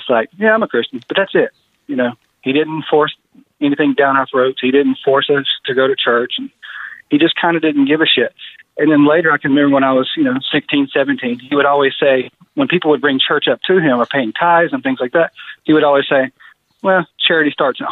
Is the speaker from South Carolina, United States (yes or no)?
no; Greensboro, North Carolina, United States; I was born and raised in Greensboro, North Carolina.